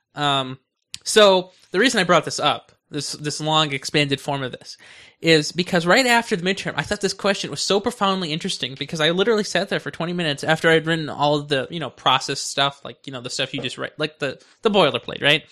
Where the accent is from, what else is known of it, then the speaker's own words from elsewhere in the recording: United States; I'm loyal to America since I'm in America. I'm an American.